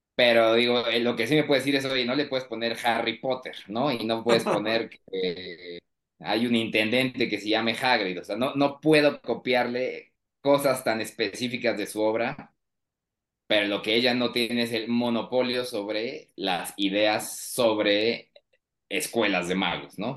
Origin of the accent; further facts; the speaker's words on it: Querétaro, Mexico; now in Mexico City, Mexico; sí soy de origen queretano, pero ahora estoy en la Ciudad de México